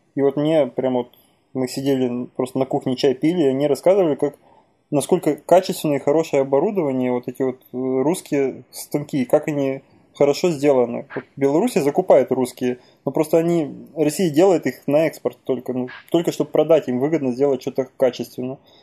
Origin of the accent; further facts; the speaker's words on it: Ukraine; moved away; моя родина Украина. Я в Украине родился, в Украине вырос